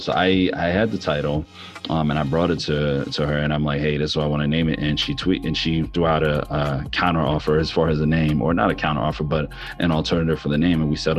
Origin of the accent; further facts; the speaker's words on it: New York City, New York, United States; now in Houston, United States; I am from the Bronx, or raised in the Bronx, and I am currently a transplant in Houston, down in Texas.